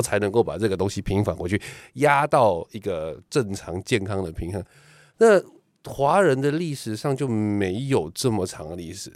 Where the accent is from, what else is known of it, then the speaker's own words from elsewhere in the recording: Taiwan; 我们台湾人